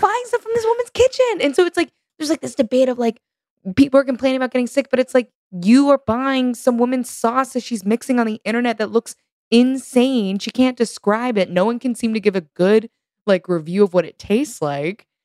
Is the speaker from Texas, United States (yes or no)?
yes; Texas, United States; moved away as an adult; now in New York, United States; growing up in Texas